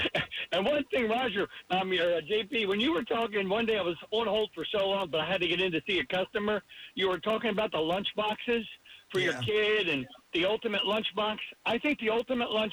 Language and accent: English; Philadelphia, Pennsylvania, United States; now in Florida, United States; I'm from Philly.